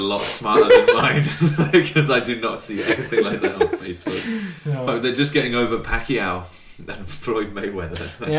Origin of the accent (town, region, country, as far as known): United Kingdom; accent: British; now in South Korea